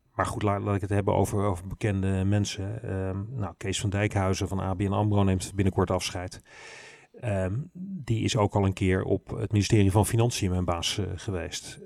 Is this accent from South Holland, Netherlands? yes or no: yes; Rotterdam, South Holland, Netherlands; accent: plat Rotterdams; ik ben wel, wel helemaal opgegroeid in die stad